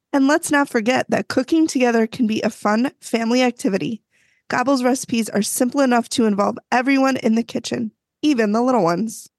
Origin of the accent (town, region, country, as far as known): Midwest, United States; accent: Midwestern